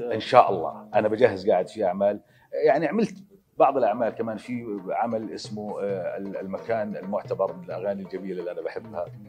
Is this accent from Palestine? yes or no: no; Jordan; الاردن تراثنا